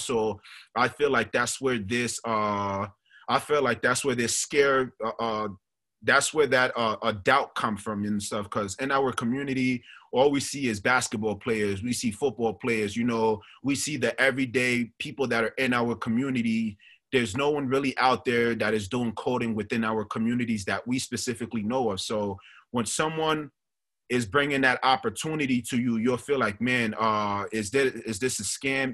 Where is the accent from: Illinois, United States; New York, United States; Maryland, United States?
New York, United States; New York City; also born or lived in Monrovia, Liberia; raised in Staten Island, New York.